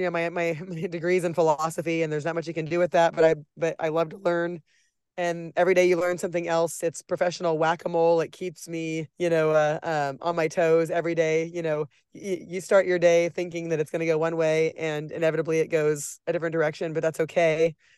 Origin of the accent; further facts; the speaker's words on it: Nebraska, United States; moved away as an adult; now in Kansas City, United States; I'm from Nebraska